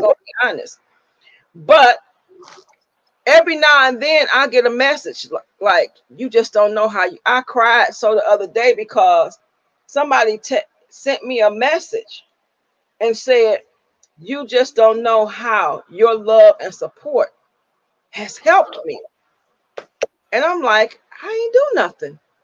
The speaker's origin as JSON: {"language": "English", "region": "Michigan", "country": "United States", "tie": "born or raised there", "said": "we grew up in Michigan"}